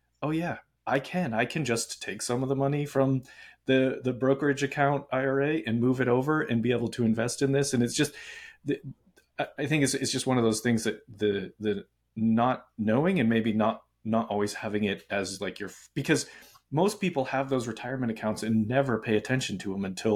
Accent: Boston, Massachusetts, United States; I'm from Boston.

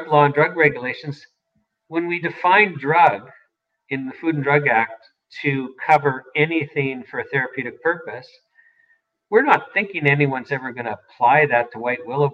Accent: Saskatoon, Saskatchewan, Canada; I grew up in Saskatoon.

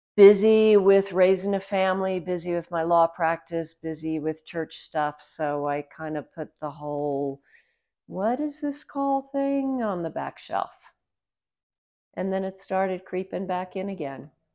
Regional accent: Savannah, Georgia, United States; moved away as an adult; also born or lived in Vienna, Austria; now in Los Alamos, United States; I grew up in Savannah, Georgia

